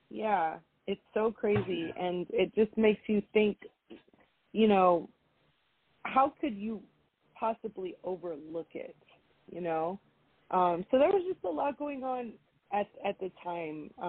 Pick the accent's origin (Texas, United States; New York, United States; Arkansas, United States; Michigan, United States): Texas, United States; Houston; born there; I have a Cuban father, I have a Mexican mother, but I am American. I was born here